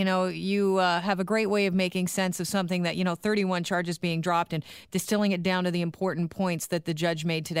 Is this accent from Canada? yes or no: yes; Canada; Speaking as a Canadian here